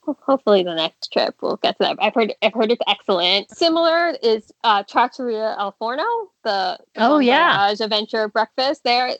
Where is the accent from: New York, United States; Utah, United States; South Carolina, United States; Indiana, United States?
New York, United States; I'm from New York, born and bred.